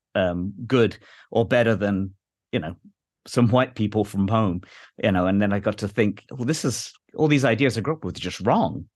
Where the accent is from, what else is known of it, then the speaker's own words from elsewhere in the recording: England, United Kingdom; moved away; growing up in England